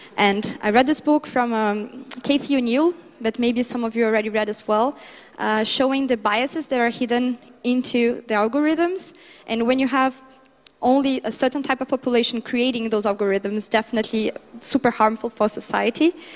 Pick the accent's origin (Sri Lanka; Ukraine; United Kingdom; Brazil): Brazil; my home country, Brazil